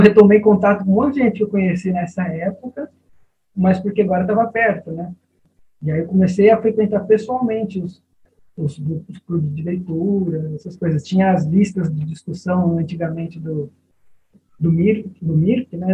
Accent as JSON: {"language": "Portuguese", "town": "São Bernardo do Campo", "region": "São Paulo", "country": "Brazil", "tie": "born or raised there", "said": "nasci em São Paulo, mas com o plano Collor, eu fui parar em São Bernardo do Campo"}